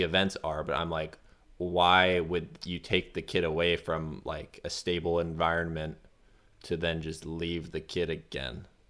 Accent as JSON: {"language": "English", "country": "United States", "moved": "yes", "lives_now": "France", "said": "I'm gonna say it as an American"}